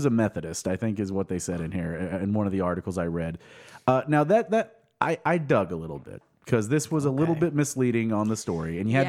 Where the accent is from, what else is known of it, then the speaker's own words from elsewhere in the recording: Sapulpa, Oklahoma, United States; I'm from Sepulpa, Oklahoma.